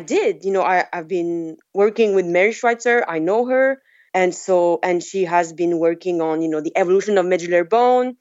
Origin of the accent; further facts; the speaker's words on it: French Polynesia; moved away as an adult; also born or lived in France / Montana; I'm from Tahiti